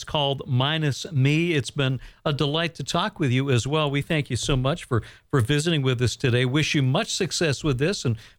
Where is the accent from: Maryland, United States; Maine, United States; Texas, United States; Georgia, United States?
Maine, United States; Bangor; born or raised there